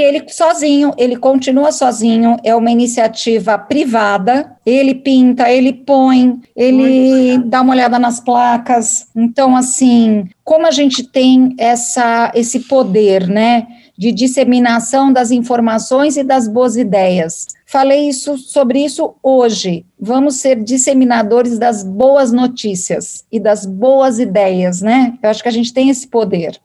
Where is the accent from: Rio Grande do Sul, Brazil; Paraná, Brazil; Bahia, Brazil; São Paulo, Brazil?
São Paulo, Brazil; eu sou paulista